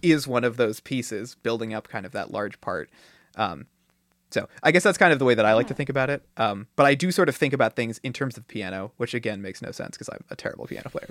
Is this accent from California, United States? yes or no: yes; Silicon Valley, California, United States; I grew up in Silicon Valley